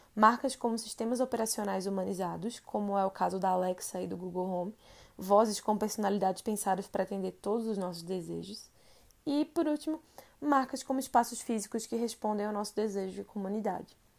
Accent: Recife, Pernambuco, Brazil; moved away as an adult; now in São Paulo, Brazil; Eu sou de Recife e moro em São Paulo há quase dois anos

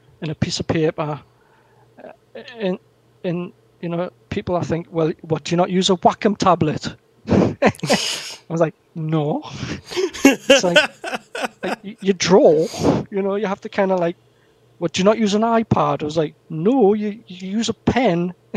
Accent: the Northeast, North East England, United Kingdom; my hometown where I am in the Northeast. We've got so much heritage here

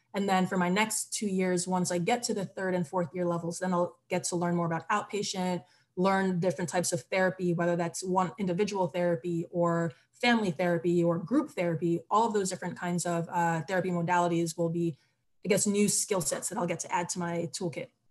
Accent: Barbados; also born or lived in United States / Trinidad and Tobago (roots); now in Philadelphia, United States; I'm originally from the Caribbean. I was born in Barbados and I also have Trinidadian and Tobagonian roots. Um, and I share that just because for me, the Caribbean is home, even though I've lived in the US for the majority of my life.

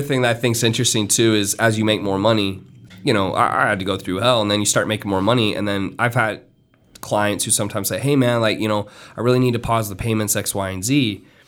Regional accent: Miami, Florida, United States; I'm from Miami

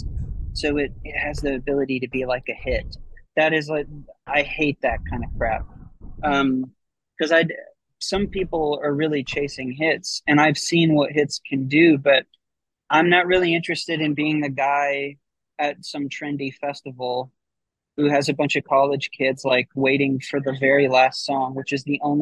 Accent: Midwest, United States; I was a kid from the Midwest

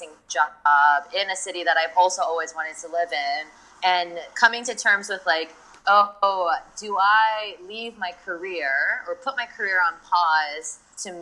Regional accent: Hawaii, United States; moved away as an adult; also born or lived in New York; now in Tokyo, Japan; I was like always really surrounded by like a strong Asian community growing up in Hawaii

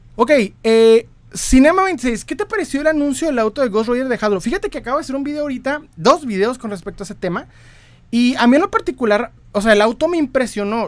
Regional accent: Ciudad Juárez, Chihuahua, Mexico; Yo soy de Ciudad Juárez, Chihuahua, México.

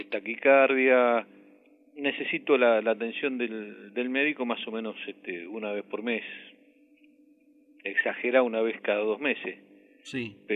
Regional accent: Villa Celina, Buenos Aires Province, Argentina; De Villa Celina.

